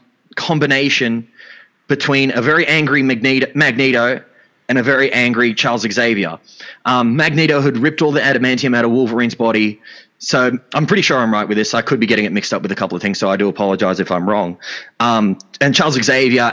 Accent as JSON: {"language": "English", "country": "Australia", "said": "I'm an Australian"}